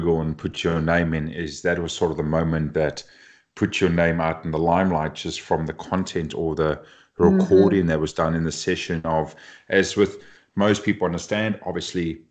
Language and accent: English; Cape Town, Western Cape, South Africa; moved away; I grew up back in Cape Town, South Africa, doing my studies